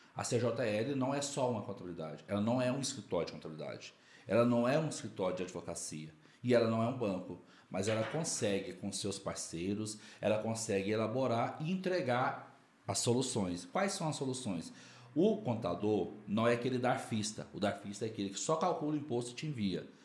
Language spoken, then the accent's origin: Portuguese; Quartel Geral, Minas Gerais, Brazil; moved away as an adult; now in Brasília, Brazil; Eu sou de Quartel Geral, Minas Gerais.